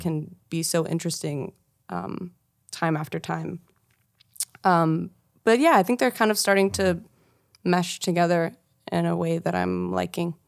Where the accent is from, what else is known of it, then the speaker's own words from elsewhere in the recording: Kansas City, Missouri, United States; I'm from Kansas City